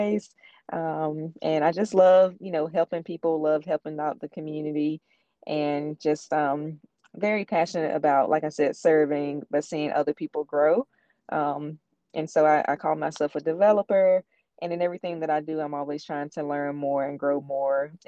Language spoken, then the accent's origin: English; Warren County, North Carolina, United States; now in Granville County, United States; I'm originally from Warren County